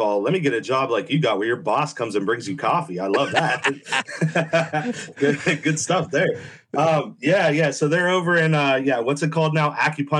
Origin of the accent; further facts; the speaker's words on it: Northeast, United States; I'm originally from the Northeast.